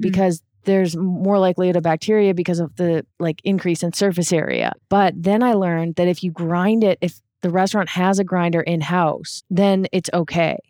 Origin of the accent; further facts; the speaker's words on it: Canada; where I grew up in Canada